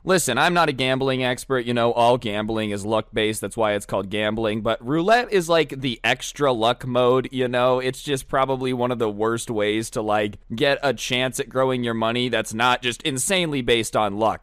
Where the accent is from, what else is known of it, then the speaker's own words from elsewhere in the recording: Las Vegas, Nevada, United States; I'm from Las Vegas.